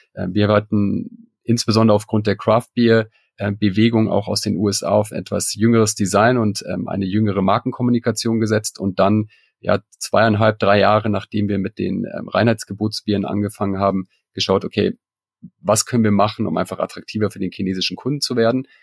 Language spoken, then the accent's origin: German; Munich, Bavaria, Germany; moved away as an adult; now in Shanghai, China; ich komme selber aus München